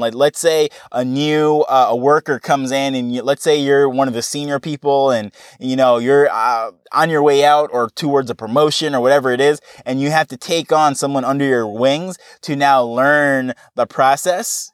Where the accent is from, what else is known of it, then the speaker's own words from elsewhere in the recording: New York, United States; moved away as an adult; now in Jamaica; I grew up in New York and I have, you know, I went through, actually kindergarten right through college